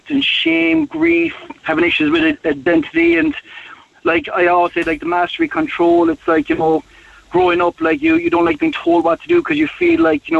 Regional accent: Mallow, Munster, Ireland; I'm from Mallow myself

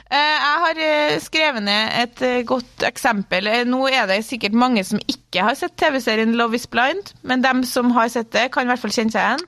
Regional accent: Klæbu, Trøndelag, Norway; fra eh, Klæbu, eller sånn Trondheim

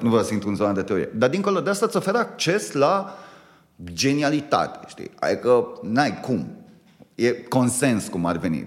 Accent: Romania; noi ca români

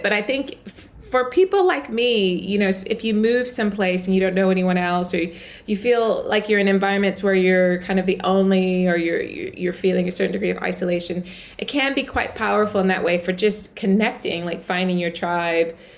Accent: the South, United States; accent: American; moved away as an adult; now in United Kingdom; I grew up in the South.

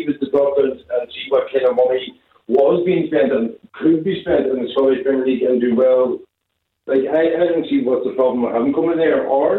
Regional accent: Ireland; I'm an Irishman

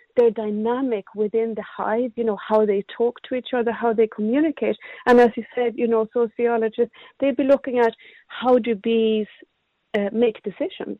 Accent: Sweden; moved away as an adult; now in Cork, Ireland; I I came from from Sweden about twenty odd years ago

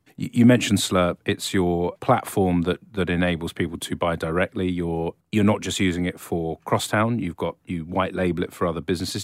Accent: England, United Kingdom; I was brought up in this country, lived abroad for a few years

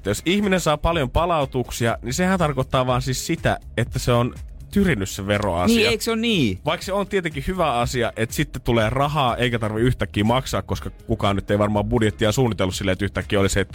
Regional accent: Helsinki, Uusimaa, Finland; Mä oon tämmönen stadilainen hieno

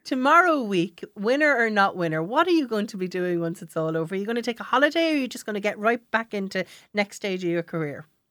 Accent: Gorey, Leinster, Ireland; I'm from Goree in County Wexford

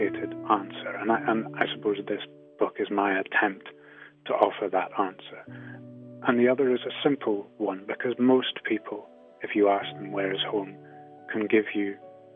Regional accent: Shetland, Scotland, United Kingdom; growing up in Shetland, of course, the landscape was a hugely important part of day-to-day life

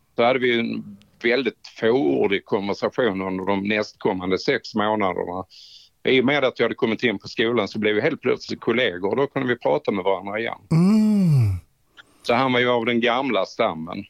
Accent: Trelleborg, Skåne, Sweden; Hemma i Trelleborg.

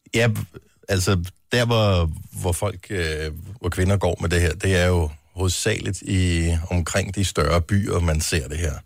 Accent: Funen, Southern Denmark, Denmark; som Fynbo

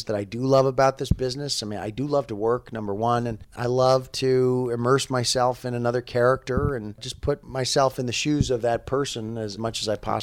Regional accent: New York, United States; I grew up in New York and was doing theater and got discovered there

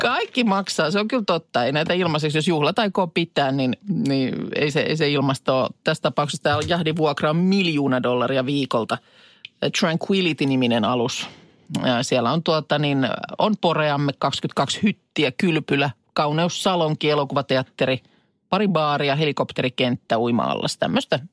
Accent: Vesijärvi, Päijät-Häme, Finland; Vesijärven rannassakaan, jos nyt muistelen lapsuutta

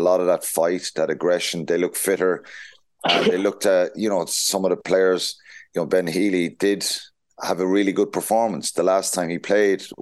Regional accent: Tipperary, Munster, Ireland; I'm a tip man, so I'm right in the middle.

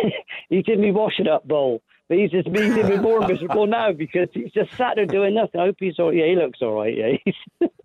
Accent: Bristol, South West England, United Kingdom; I'm a Bristol boy, yeah, born and bred, South Mead.

